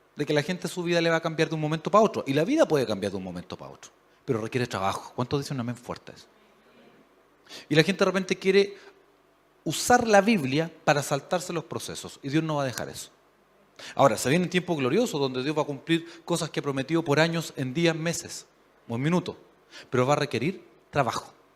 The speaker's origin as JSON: {"language": "Spanish", "country": "Chile", "said": "A nosotros nos gusta pensar como buenos chilenos"}